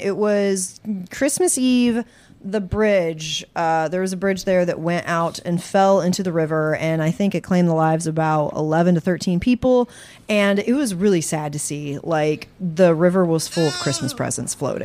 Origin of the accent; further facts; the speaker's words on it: West Virginia, United States; I'm from West Virginia